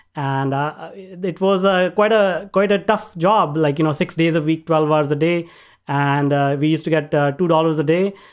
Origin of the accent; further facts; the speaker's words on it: northern India, India; now in Vancouver, Canada; I grew up in India, in northern part of India, a very small town